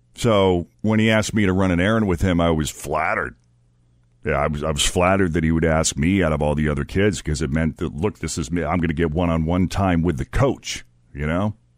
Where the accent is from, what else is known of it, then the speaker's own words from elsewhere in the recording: Maynard, Massachusetts, United States; my hometown's high school, just outside of Boston, this is in Maynard, Massachusetts